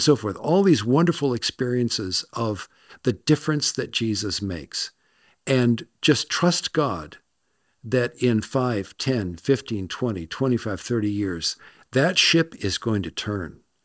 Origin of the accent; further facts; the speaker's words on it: Los Angeles, California, United States; moved away; also born or lived in Scotland; I'm from Los Angeles